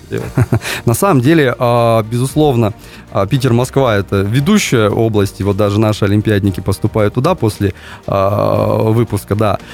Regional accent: Kyrgyzstan; now in Kaliningrad, Russia; я вообще родился в Киргизии, и там высоко над уровнем моря, полторы тысячи метров, горы, очень классное небо

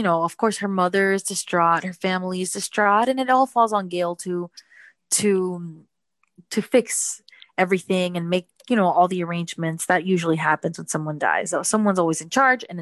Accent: Miami, Florida, United States; also born or lived in New Jersey; I was born in New Jersey and I moved to Miami and was raised in Miami from about age 5

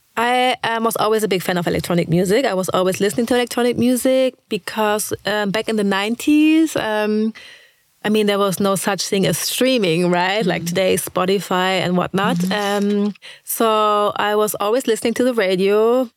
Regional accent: Braunschweig, Lower Saxony, Germany; also born or lived in Lagos, Nigeria; I was born in Braunschweig. Um, I lived there until I was, let's say, 3

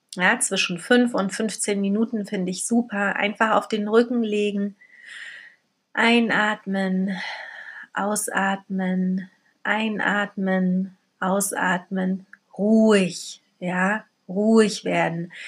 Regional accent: Berlin, Germany; also born or lived in Poland; Ich ähm, wurde in Polen geboren, bin als Baby nach Berlin gekommen mit meinen Eltern, bin hier aufgewachsen

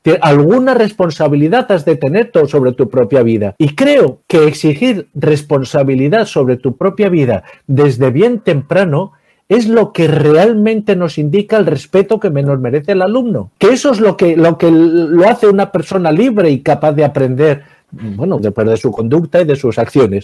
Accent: Navarre, Spain; yo soy de Navarra

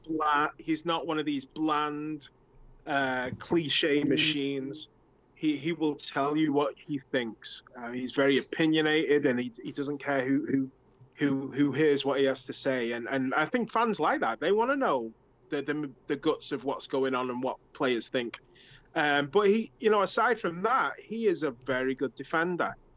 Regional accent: England, United Kingdom; moved away; I'm from England, and we played soccer in like November and December.

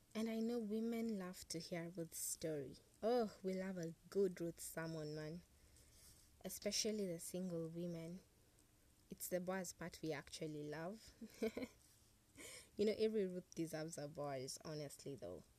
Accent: Kenya; I have a national identity card that proves indeed I'm a Kenyan

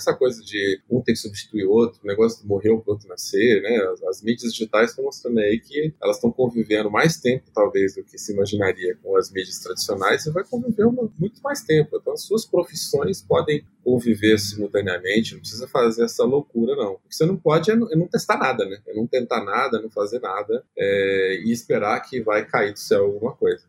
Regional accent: São Paulo, Brazil; eu nasci no Capão Redondo

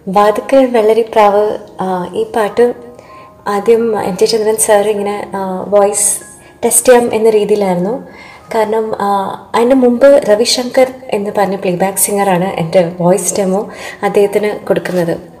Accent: Qatar; moved away; ഞാൻ ഖത്തറിലാണ് ജനിച്ചു വളർന്നത്

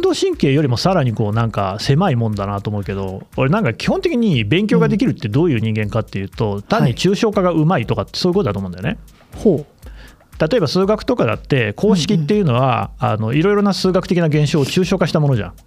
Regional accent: Nagoya, Aichi, Japan; moved away as an adult; also born or lived in Tokyo; 俺名古屋出身なんだけど

